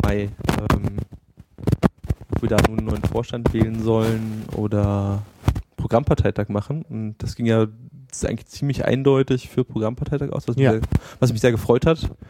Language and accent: German; Berlin, Germany; als Berliner oder als, als Großstadtmensch